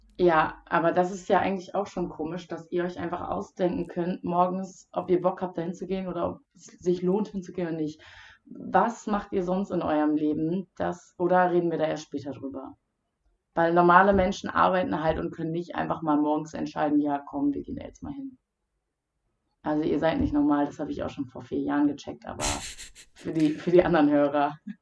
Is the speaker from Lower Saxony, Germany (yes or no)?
yes; Wildeshausen, Lower Saxony, Germany; Wildeshausen, meiner Heimat